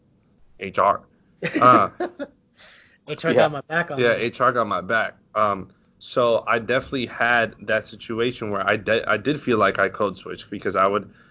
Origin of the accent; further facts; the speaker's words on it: Westchester, New York, United States; now in Harlem, United States; I'm from Westchester, but I live in Harlem